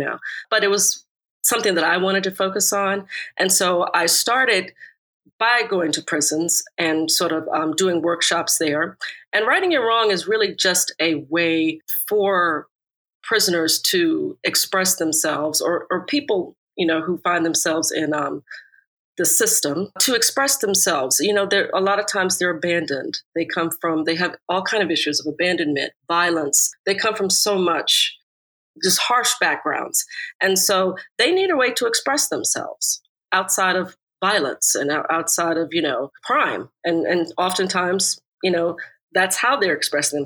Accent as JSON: {"language": "English", "country": "United States", "tie": "born or raised there", "moved": "yes", "said": "I grew up right outside of Washington, D.C."}